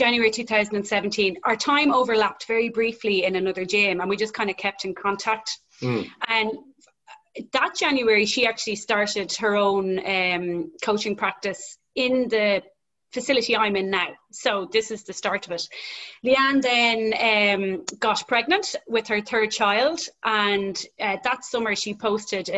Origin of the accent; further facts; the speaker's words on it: Dublin, Leinster, Ireland; I'm from Dublin